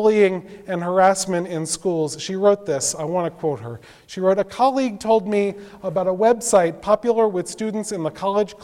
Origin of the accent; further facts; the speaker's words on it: New York City, New York, United States; when I was growing up in Brooklyn